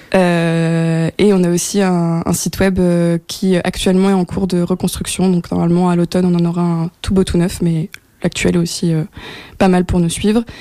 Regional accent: France; moved away as an adult; also born or lived in Belgium; now in Brussels, Belgium; je suis française d'origine et je suis arrivée en Belgique il y a maintenant cinq ans

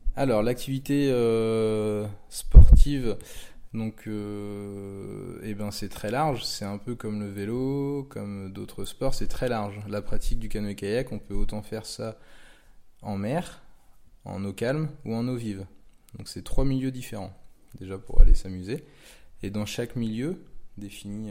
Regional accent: Pontivy, Brittany, France; Je suis originaire de Pontivy, dans le Morbihan.

